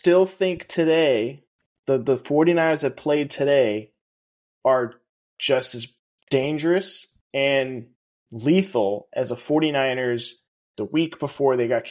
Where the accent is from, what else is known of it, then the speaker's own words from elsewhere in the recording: Seattle, Washington, United States; even though we're from the Seattle area